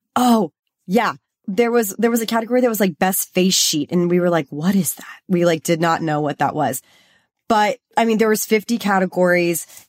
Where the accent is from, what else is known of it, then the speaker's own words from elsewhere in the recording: Texas, United States; now in Los Angeles, United States; I'm from Texas